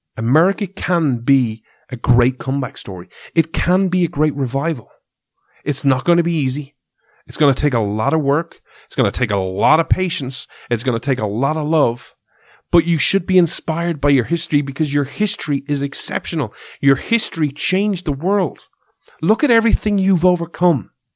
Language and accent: English; Ireland; we're from Ireland